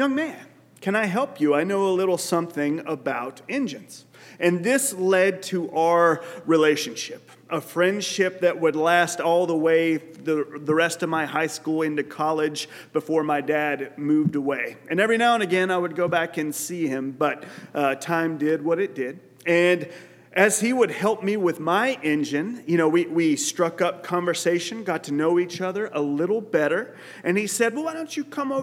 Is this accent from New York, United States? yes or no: no; West Texas, United States; as a young man in high school, growing up in West Texas